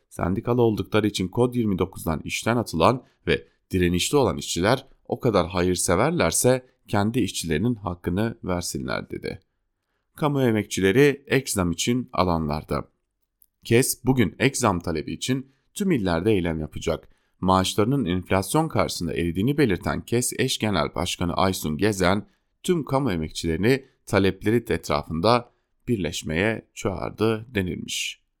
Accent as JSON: {"language": "Turkish", "country": "Turkey", "said": "ben Türk'üm demekten onur duyuyorum."}